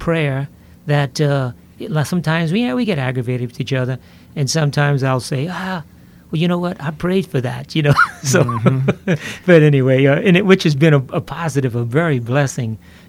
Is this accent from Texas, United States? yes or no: no; Lafayette, Louisiana, United States; born and raised in Lafayette, Louisiana